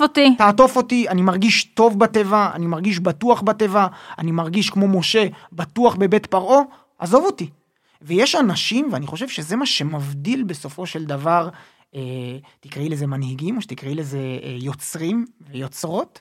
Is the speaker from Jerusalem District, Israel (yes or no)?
yes; Jerusalem, Jerusalem District, Israel; אני בסוף גדלתי בירושלים, ילד ירושלמי